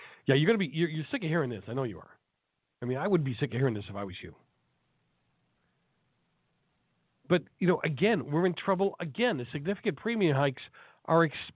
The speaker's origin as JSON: {"language": "English", "town": "Milton", "region": "Massachusetts", "country": "United States", "tie": "born or raised there", "said": "from my hometown of Milton, Massachusetts"}